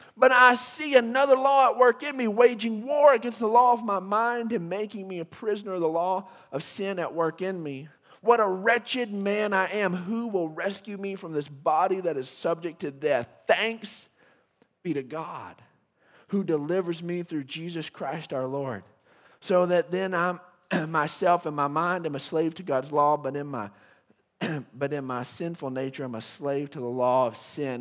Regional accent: West Texas, United States; being a Texan and a West Texan

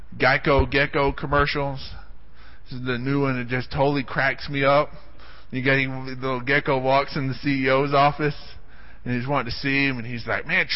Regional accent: Odessa, Texas, United States; I grew up in Odessa, and there's just not a lot of exciting things to do in Odessa

